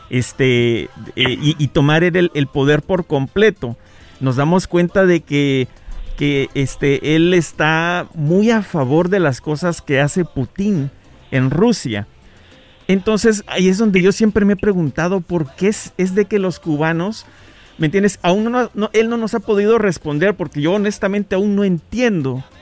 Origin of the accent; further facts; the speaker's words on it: Guatemala; Yo soy de Guatemala y por eso es de que siempre me he preguntado acerca de los cubanos, ¿me entiendes?